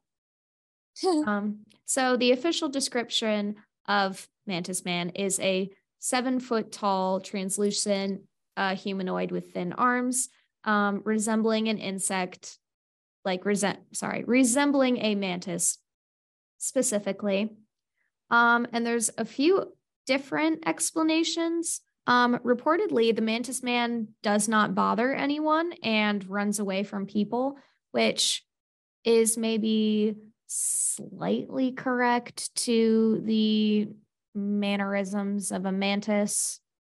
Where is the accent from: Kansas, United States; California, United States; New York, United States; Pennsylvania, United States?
Pennsylvania, United States; as an American and as a Pennsylvania